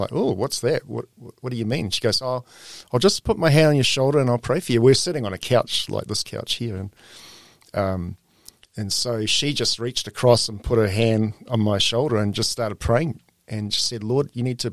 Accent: New Zealand; moved away as an adult; also born or lived in Greece / Turkey / Papua New Guinea / Australia

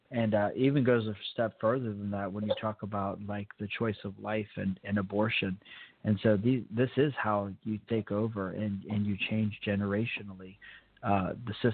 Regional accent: Fort Benning, Georgia, United States; born there; I was born in Fort Benning, as a lot of people know

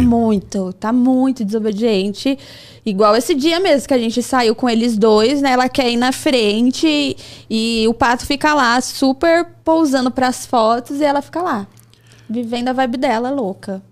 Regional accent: São Paulo, Brazil; eu morava aqui no Jaraguá

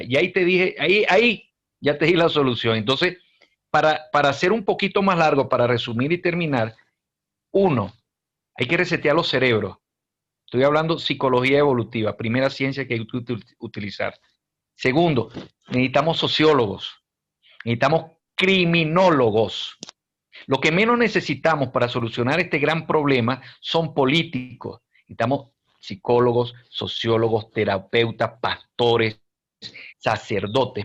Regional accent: Venezuela; now in Peru

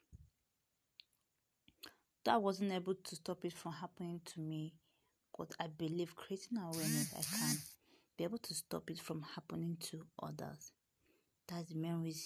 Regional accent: Delta, Nigeria; I'm from Nigeria, Delta State precisely.

